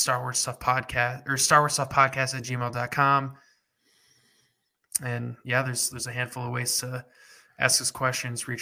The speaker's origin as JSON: {"language": "English", "region": "Michigan", "country": "United States", "said": "I'm from Michigan"}